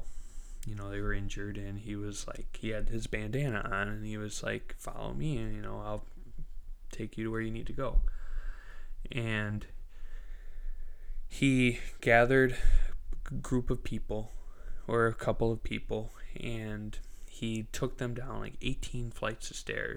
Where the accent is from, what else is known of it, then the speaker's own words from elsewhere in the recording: Midwest, United States; I was a little kid growing up in the Midwest